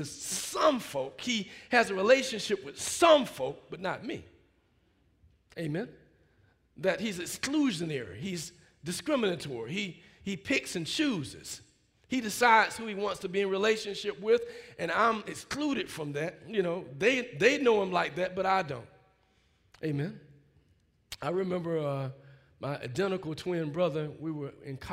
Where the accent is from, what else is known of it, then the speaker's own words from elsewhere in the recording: Alabama, United States; growing up in Alabama, you know, part of the first wave of folk integrating schools